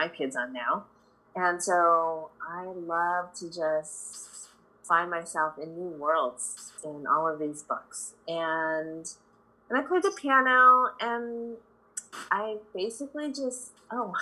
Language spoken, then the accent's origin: English; Chicago, Illinois, United States; I grew up in Chicago. My parents immigrated here from the Philippines